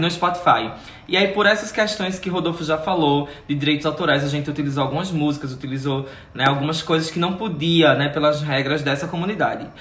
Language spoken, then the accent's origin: Portuguese; Sirinhaém, Pernambuco, Brazil; Eu sou daquela região ah. de Recife, mas eu sou de Sirinhaém